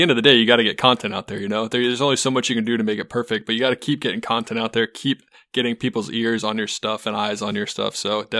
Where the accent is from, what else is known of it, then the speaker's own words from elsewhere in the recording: Ohio, United States; It's like, I'm from Ohio. Didn't realize I needed to call you on the ground.